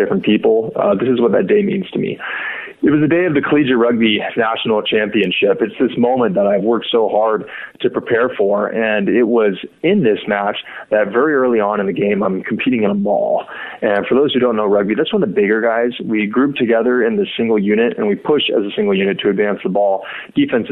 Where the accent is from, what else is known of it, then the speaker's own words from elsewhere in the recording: Sacramento, California, United States; I'm from Sacramento, California